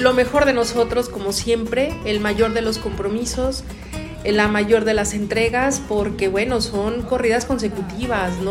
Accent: Mexico; a ti como mexicano

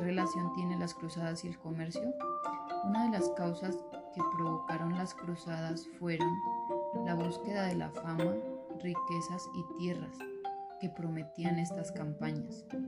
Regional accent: San Pablo, Nariño, Colombia; soy de San Pablo Nariño

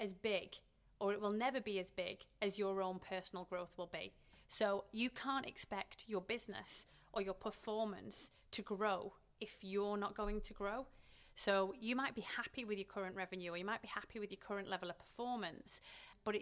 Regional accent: Manchester, North West England, United Kingdom; I grew up in Manchester, so we're surrounded by football

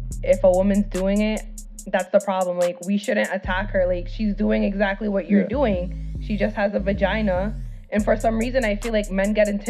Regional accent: Rhode Island, United States; I was born to a Dominican family, and I'm obviously from Rhode Island.

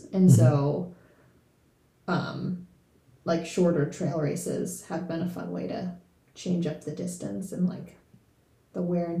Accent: New York, United States; also born or lived in Pittsburgh; now in Chattanooga, United States; growing up in New York, I did run pretty much mostly all on trails.

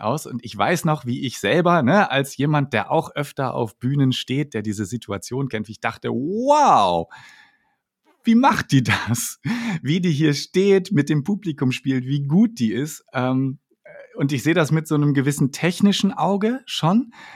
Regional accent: Northern Germany, Germany; ich komme ja tatsächlich aus dem Norden, also noch viel weiter ja. nördlich als äh, Münster.

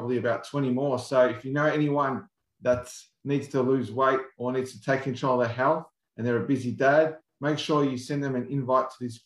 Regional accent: Australia; us Aussies here

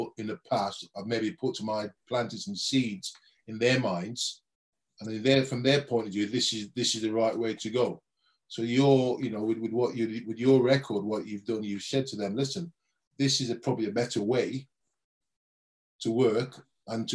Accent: Birmingham, West Midlands, United Kingdom; as a young kid growing up in Birmingham

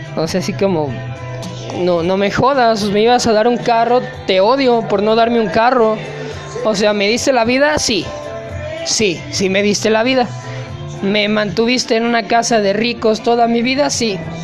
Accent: Mexico; aquí uno como mexicano

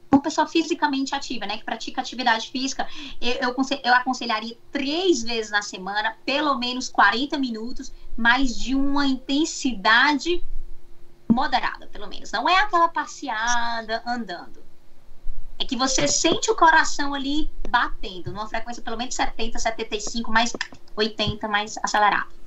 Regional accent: Fortaleza, Ceará, Brazil; moved away as an adult; now in United States; sou de Fortaleza. Quando eu saí de Fortaleza para cá, eu já atendia em Fortaleza

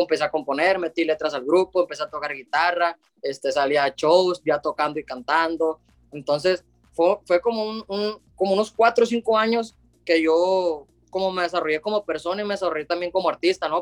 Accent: Los Mochis, Sinaloa, Mexico; donde soy yo, y de México, pues, de acá de Los Mochis, Sinaloa

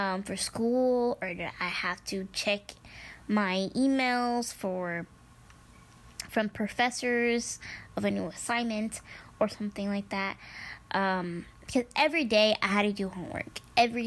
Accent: Midwest, United States; born or raised there; first language Spanish; English is a second language

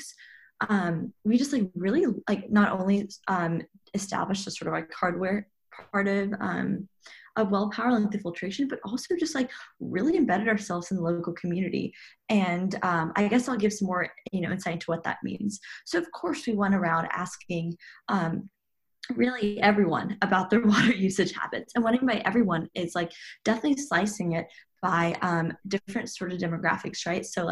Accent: Chattanooga, Tennessee, United States; also born or lived in Princeton, New Jersey; was born and raised in Chattanooga, Tennessee

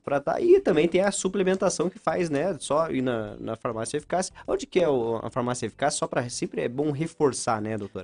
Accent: São Mateus do Sul, Paraná, Brazil; moved away as an adult; now in Ponta Grossa, Brazil; eu sou de São Mateus do Sul

